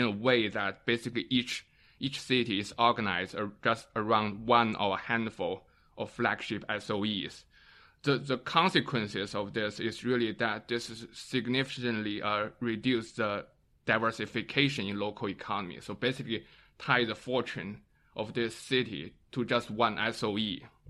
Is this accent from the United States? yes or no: no; Northeast China, China; and by the way, I'm also originally from the Northeast area.